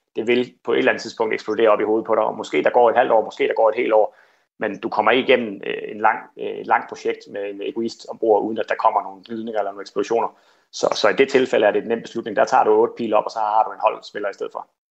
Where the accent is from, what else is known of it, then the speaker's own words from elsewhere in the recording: Kolding, Southern Denmark, Denmark; jeg voksede op her i Kolding